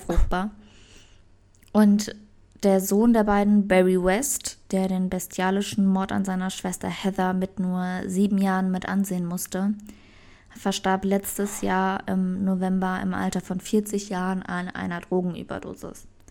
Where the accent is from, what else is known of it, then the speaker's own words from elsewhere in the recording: Germany; bei uns in Deutschland